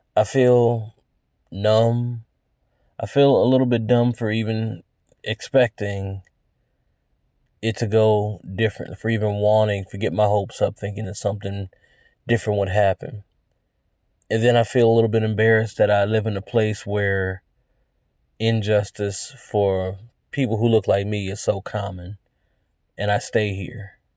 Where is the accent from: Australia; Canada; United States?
United States; I'm American